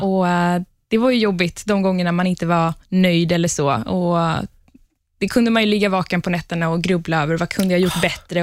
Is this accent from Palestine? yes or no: yes; Palestine; moved away; Jag kommer ursprungligen från Palestina